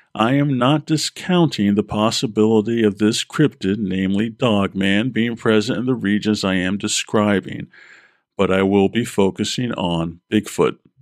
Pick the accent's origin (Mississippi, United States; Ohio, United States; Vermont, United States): Vermont, United States; I was born in Vermont, have family in central Vermont